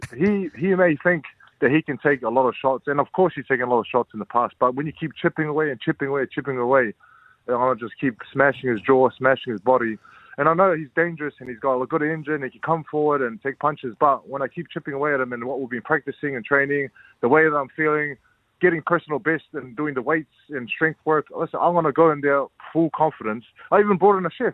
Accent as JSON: {"language": "English", "country": "New Zealand", "said": "I'm from New Zealand"}